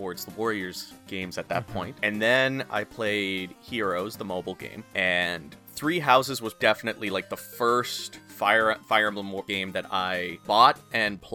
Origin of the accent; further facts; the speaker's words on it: Canada; now in Prince Edward Island, Canada; I can do that with French because I'm Canadian